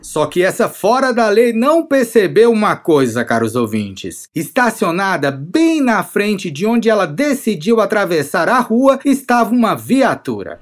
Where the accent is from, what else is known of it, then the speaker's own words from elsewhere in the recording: Brazil; now in Russia; eu sou do Brasil também.